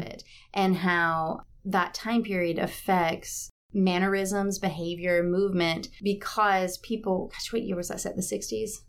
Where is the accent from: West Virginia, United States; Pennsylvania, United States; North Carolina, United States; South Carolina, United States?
South Carolina, United States; Batesburg-Leesville; also born or lived in Charleston, South Carolina / New York / Miami; I grew up in Batesburg, Leesville, South Carolina, which is between Aiken and Columbia off I twenty.